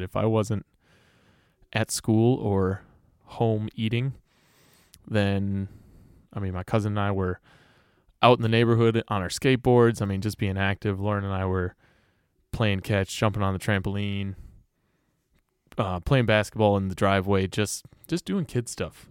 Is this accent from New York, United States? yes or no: no; Greenfield, Wisconsin, United States; also born or lived in West Allis, Wisconsin / Milwaukee, Wisconsin; I grew up in Greenfield